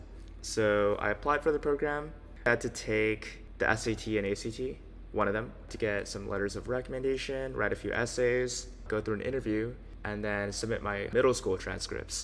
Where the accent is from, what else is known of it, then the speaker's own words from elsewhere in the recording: Los Angeles, California, United States; I grew up in LA, California, and I was a pretty normal kid